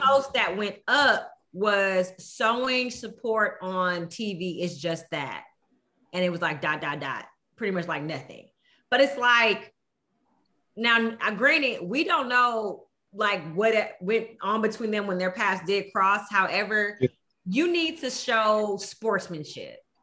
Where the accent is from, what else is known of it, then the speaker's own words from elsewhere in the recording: Houston, Texas, United States; I am from Houston